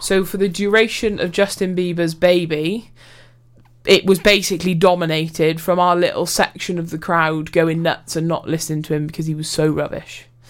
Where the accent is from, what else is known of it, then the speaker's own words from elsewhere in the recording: Wales, United Kingdom; I'm Welsh